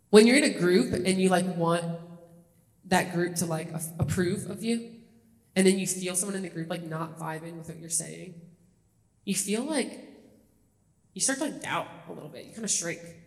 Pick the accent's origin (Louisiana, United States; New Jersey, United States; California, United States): Louisiana, United States; Kenner; moved away as an adult; also born or lived in Los Angeles / Toledo, Ohio; I grew up a little outside New Orleans in a city called Kenner, NOLA